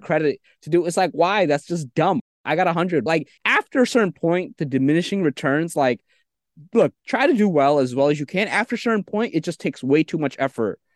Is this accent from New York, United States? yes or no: yes; New York City, New York, United States; also born or lived in Bangladesh; I came to New York City when I was three, and I grew up with school, school, school.